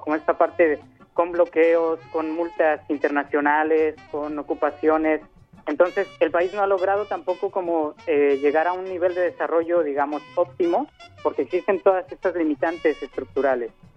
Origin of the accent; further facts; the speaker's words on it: Mexico; now in Haiti; soy mexicano